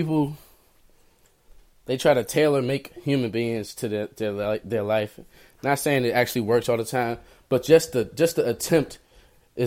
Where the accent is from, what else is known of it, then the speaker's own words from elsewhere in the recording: Maryland, United States; I grew up in Maryland.